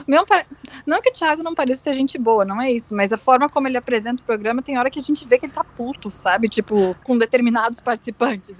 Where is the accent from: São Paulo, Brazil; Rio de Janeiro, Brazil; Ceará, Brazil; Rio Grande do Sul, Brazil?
Rio Grande do Sul, Brazil; sou gaúcha